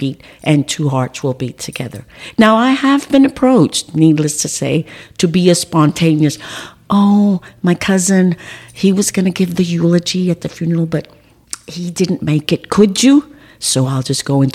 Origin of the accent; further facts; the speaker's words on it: George West, Texas, United States; growing up in George West